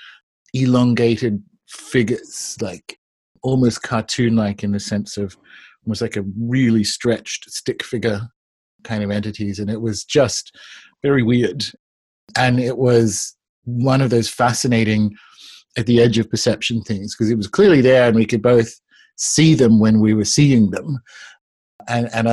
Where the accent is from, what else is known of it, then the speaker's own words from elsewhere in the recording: New South Wales, Australia; I grew up in Australia